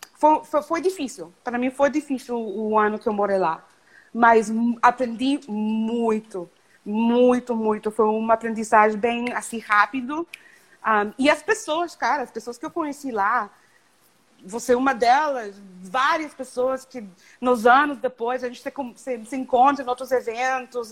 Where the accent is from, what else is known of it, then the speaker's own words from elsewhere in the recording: Canada; Portuguese is a second language; also born or lived in Mexico / Rio de Janeiro, Brazil / Toronto; meus pais são de Nicarágua, eu nasci em México, mas eu cresci no Canadá.